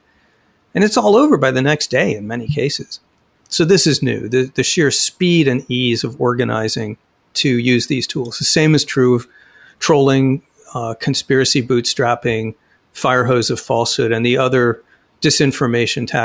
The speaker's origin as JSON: {"language": "English", "town": "Phoenix", "region": "Arizona", "country": "United States", "tie": "born or raised there", "said": "In Phoenix, right now, my hometown"}